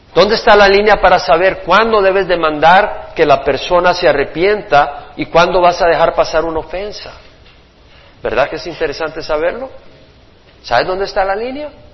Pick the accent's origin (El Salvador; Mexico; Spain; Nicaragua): El Salvador; toda la religiosidad de mi país